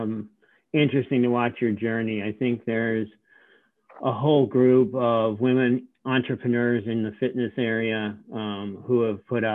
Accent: Richmond, Virginia, United States; I noticed in my hometown of Richmond, where nobody's ridden SoulCycle

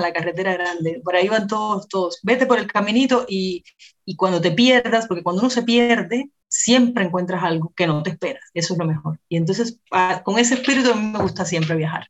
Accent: Havana, Cuba; nací en La Habana y crecí en La Habana con mi hermana

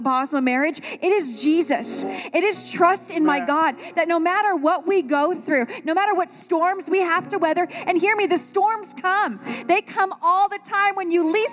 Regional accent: Las Vegas, Nevada, United States; I was born in East Side Las Vegas

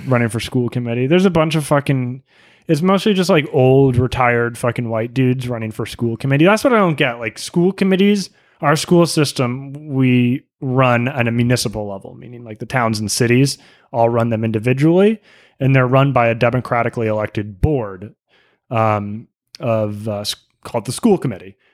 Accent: New England, United States; We're from New England

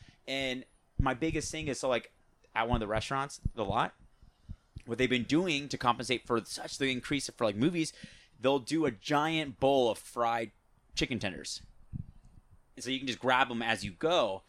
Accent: United States; born there; accent: mixed Australian and American; So my family's from Australia, but I'm born in America. And I said my accent is kind of fucked up because my father's Australian, but my mother's American.

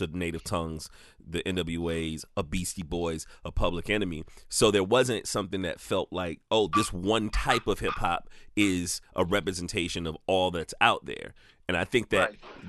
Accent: the South, United States; now in South Carolina, United States; I'm from the South and and I'm in South Carolina

